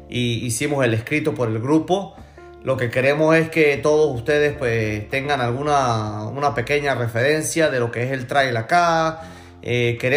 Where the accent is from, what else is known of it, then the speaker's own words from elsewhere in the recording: Gocho, Venezuelan Andes, Venezuela; now in Spain; somos gochos los tres. Pero bueno, este... Con orgullo. Con, orgullo desde acá de España.